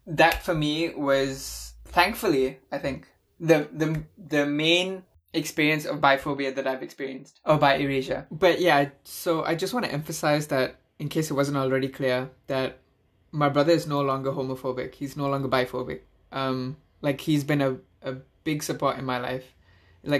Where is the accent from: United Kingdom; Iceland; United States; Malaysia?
Malaysia; I have an Indian passport, but I grew up in Malaysia my entire life.